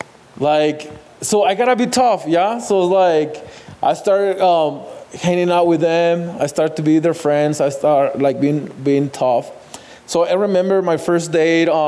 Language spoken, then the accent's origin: English; Ciudad Juárez, Chihuahua, Mexico; moved away; I grew up in Juarez. I born in Juarez